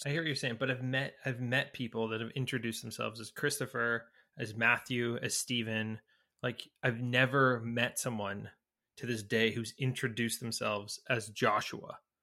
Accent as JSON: {"language": "English", "town": "Newmarket", "region": "Ontario", "country": "Canada", "tie": "born or raised there", "moved": "yes", "said": "we, we grew up in Newmarket"}